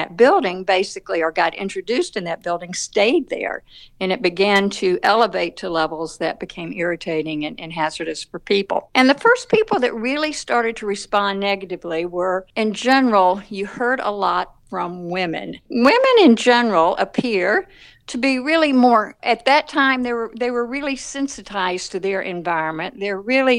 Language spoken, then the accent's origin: English; the South, United States; accent: Southern; now in Atlanta, United States; you can tell from my accent that I'm from the South